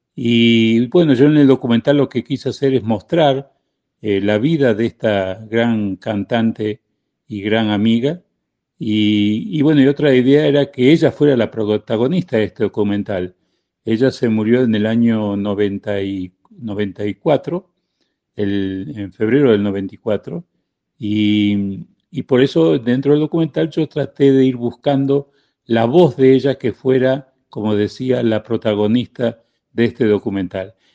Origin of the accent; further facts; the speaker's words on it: Argentina; moved away as an adult; also born or lived in Spain; now in Mexico; nací en España, me crié en la Argentina y vivo en México desde el año 79